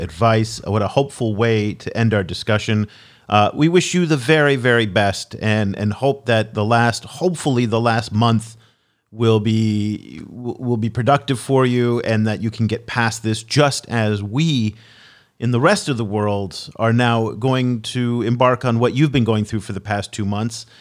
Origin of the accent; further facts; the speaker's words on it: United States; speaking as an American